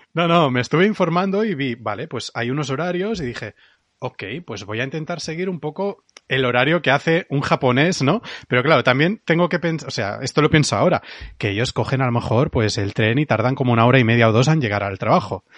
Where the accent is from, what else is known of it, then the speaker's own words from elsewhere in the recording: Catalonia, Spain; como buen catalán